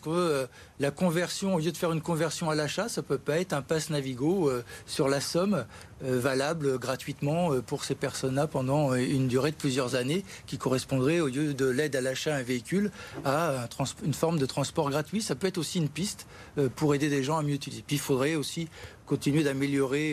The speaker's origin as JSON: {"language": "French", "town": "Gennevilliers", "region": "Île-de-France", "country": "France", "said": "je suis de Gennevilliers"}